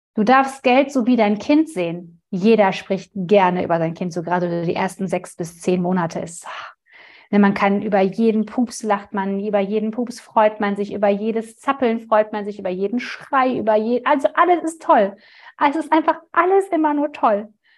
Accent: Ruhr area, North Rhine-Westphalia, Germany; kommen wir aus dem Ruhrgebiet

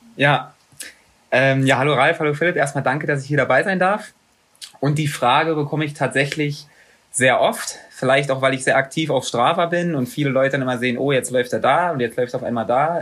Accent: Magdeburg, Saxony-Anhalt, Germany; moved away; also born or lived in Bochum; in Magdeburg, in meiner Heimatstadt

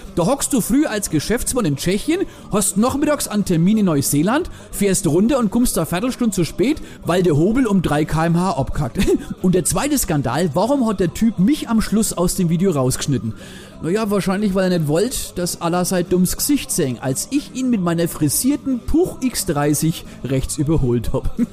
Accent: Germany; bei uns in Deutschland

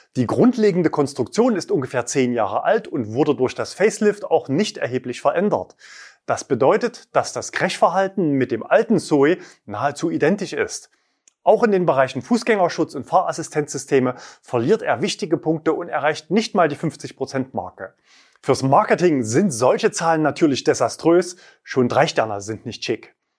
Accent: East Germany, Germany; meine Kindheit in der DDR.

